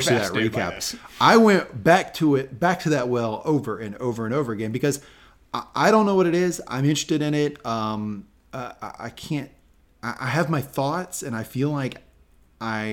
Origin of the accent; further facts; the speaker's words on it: the South, United States; I grew up in the South